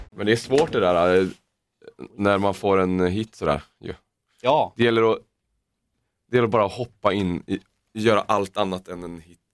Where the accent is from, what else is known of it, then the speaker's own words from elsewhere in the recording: Uddevalla, Västra Götaland, Sweden; jag är en arbetarklassunge från Uddevalla